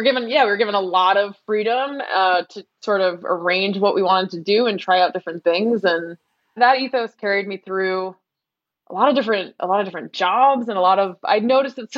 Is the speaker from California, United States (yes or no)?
no; Cambridge, Massachusetts, United States; moved away as an adult; also born or lived in Belmont, Massachusetts / Brooklyn, New York; I grew up in Cambridge and then in Belmont and did coming of age and youth group and everything at the church